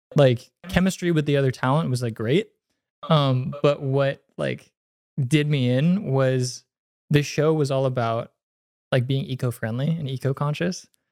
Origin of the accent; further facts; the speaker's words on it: San Mateo, California, United States; I'm from, uh, Bay Area, San Mateo.